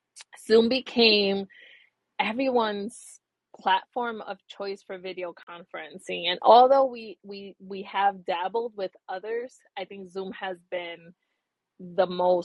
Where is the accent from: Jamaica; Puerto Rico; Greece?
Puerto Rico; So I am from Puerto Rico. I was born in Puerto Rico, and I spent my summers there.